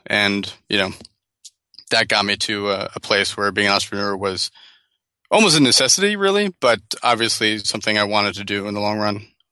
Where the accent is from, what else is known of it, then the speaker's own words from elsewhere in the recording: New Jersey, United States; moved away as an adult; also born or lived in Bogota, Colombia / Los Angeles; now in San Francisco, United States; grew up in New Jersey